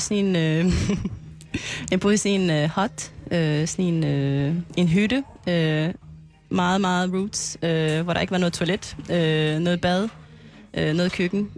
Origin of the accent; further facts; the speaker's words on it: French Polynesia; moved away as an adult; also born or lived in Aarhus, Denmark; now in Klitmøller, Denmark; jeg kommer fra Tahiti